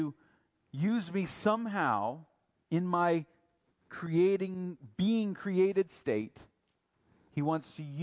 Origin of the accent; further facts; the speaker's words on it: United States; I'm American, I'm a patriot, I love America